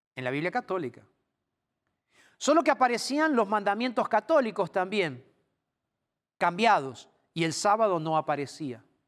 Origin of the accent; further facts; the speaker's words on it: Argentina; en mi país, en Argentina, yo tomé la comunión